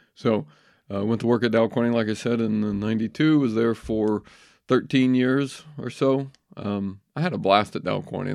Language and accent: English; Clarksville, Indiana, United States; moved away as an adult; also born or lived in Maryland; now in Jefferson County, Indiana, United States; I grew up in Clarksville, Indiana.